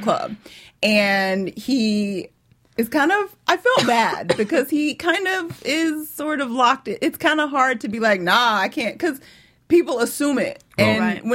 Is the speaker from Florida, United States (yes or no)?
no; Atlanta, Georgia, United States; I am from Atlanta